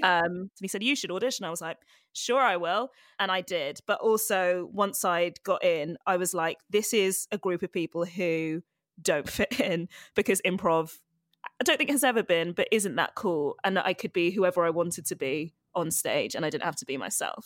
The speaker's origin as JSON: {"language": "English", "region": "London", "country": "United Kingdom", "tie": "born or raised there", "also_born_or_lived": "Ghana", "said": "I grew up in, well, I grew up mainly in London. I was born in London, Edgware General Hospital."}